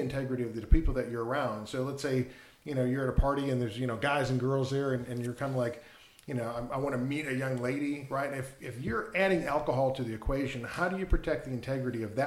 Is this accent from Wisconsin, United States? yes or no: yes; Wisconsin, United States; I grew up in Wisconsin